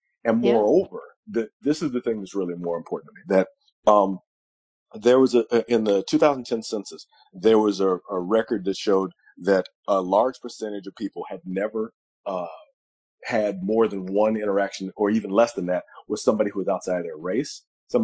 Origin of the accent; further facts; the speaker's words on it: Memphis, Tennessee, United States; I grew up in Memphis, and I grew up, you know, a very weird Black kid